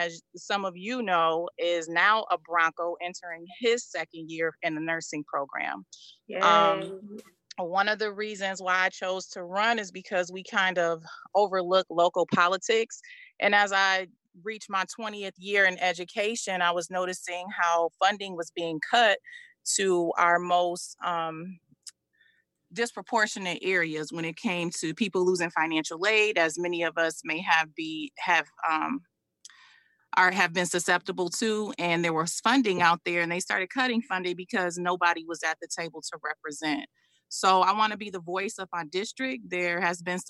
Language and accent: English; Kalamazoo, Michigan, United States; also born or lived in Bridgeport, Connecticut; I was a homegrown KPS student in Kalamazoo.